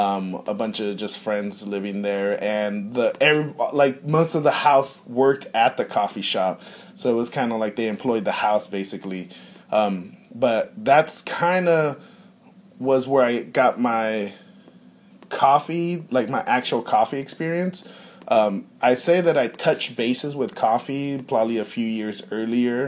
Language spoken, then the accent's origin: English; Ontario, California, United States; I was in Southern California. I was living in the Inland